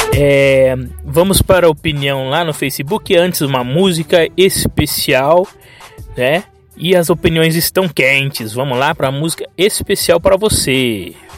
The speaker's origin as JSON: {"language": "Portuguese", "country": "Brazil"}